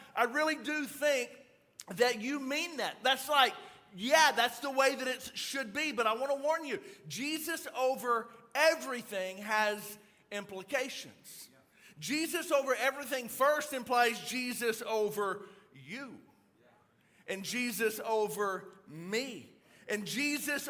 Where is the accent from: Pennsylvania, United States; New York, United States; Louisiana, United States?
Louisiana, United States; I'm actually from Louisiana